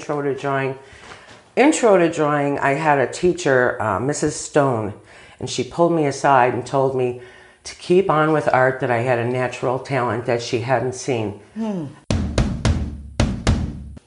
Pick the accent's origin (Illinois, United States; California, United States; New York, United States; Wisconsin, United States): Illinois, United States; Burbank; I was raised in Burbank, the oldest of three